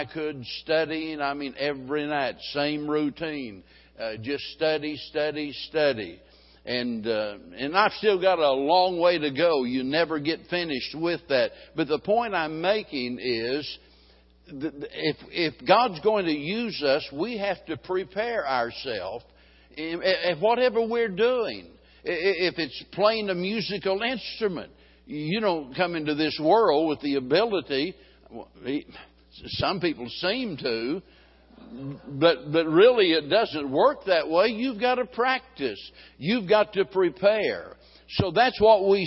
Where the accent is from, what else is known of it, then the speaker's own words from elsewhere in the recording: Springfield, Missouri, United States; being born and raised in Springfield, Missouri